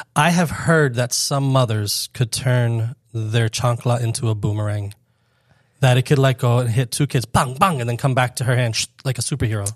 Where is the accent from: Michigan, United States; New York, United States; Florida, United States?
Florida, United States; Fort Lauderdale; I grew up in Fort Lauderdale